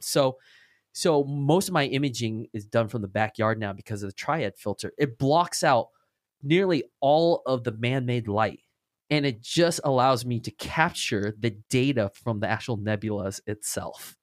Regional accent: Orange County, California, United States; I'm from the Orange County

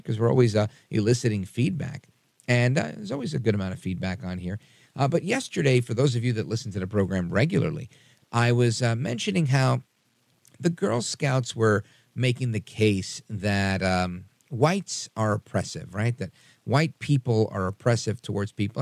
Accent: New York City, New York, United States; I was born in Brooklyn, New York. My parents were born on the island of Puerto Rico

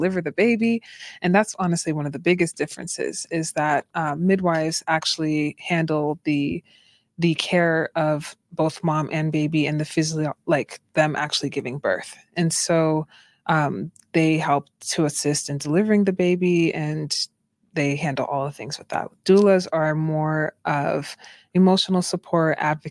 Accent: Boston, Massachusetts, United States; moved away as an adult; also born or lived in Utah; I'm from Boston, Massachusetts, originally.

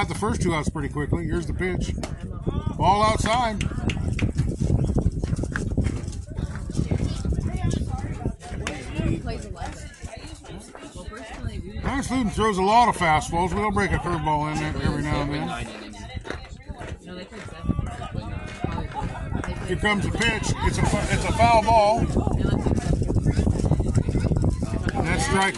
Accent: Ames, Iowa, United States; I was born in Ames

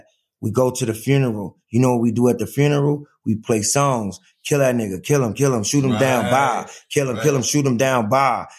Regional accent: Chicago, Illinois, United States; He didn't know I was from Chicago.

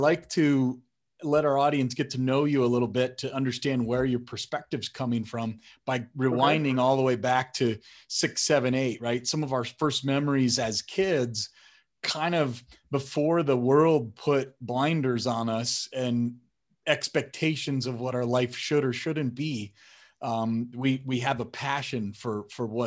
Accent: Colorado, United States; born or raised there; also born or lived in Wisconsin

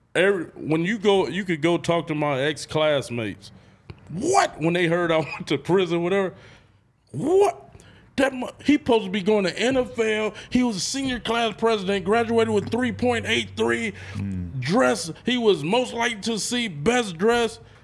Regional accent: Oakland, California, United States; I grew up on ninety-eighth and East Street, drug street.

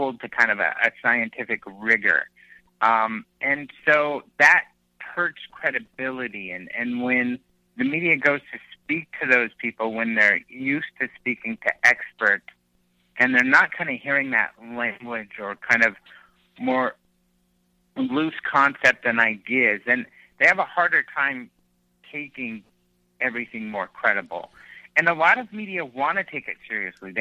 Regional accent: Southwest, United States; I'm from the Southwest

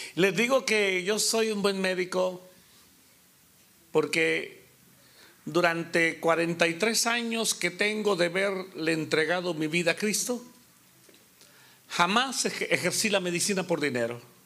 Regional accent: Honduras; moved away as an adult; also born or lived in Guatemala / Costa Rica; nací en la República de Honduras

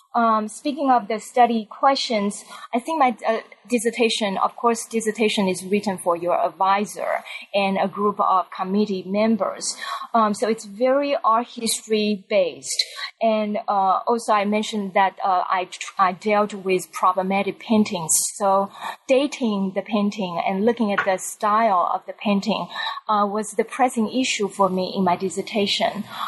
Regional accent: Taiwan; moved away as an adult; I grew up in Taiwan

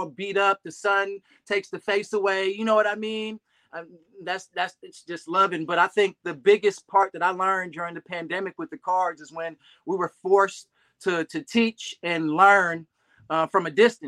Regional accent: Berkeley, California, United States; also born or lived in Oakland, California / Texas / Hercules, California; we live and reside in Northern California in the Bay Area, born and raised

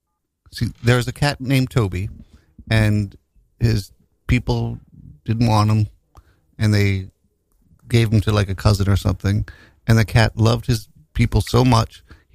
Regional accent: New York, United States; I was born in 1965 in Greenwich Village, and I'm bisexual.

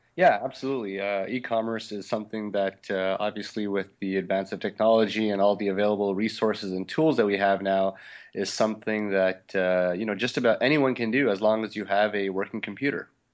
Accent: Montreal, Quebec, Canada; moved away as an adult; also born or lived in Little Rock, Arkansas; I, I grew up in Montreal in Canada

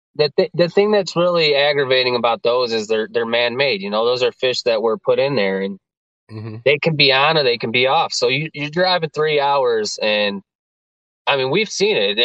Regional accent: Geneva, Illinois, United States; I grew up in Geneva

